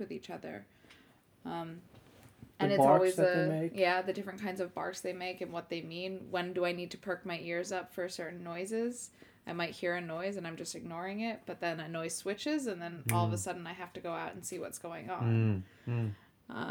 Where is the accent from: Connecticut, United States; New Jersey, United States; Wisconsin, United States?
Connecticut, United States; moved away as an adult; now in Sweden; I grew up in Connecticut